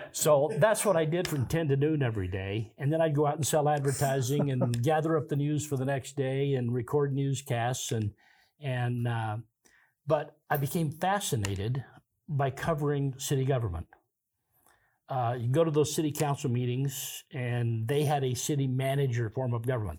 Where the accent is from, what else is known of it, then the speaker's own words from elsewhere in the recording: Kansas, United States; moved away as an adult; now in Pocatello, United States; I'm originally from Kansas, Gary. I moved here forty-two years ago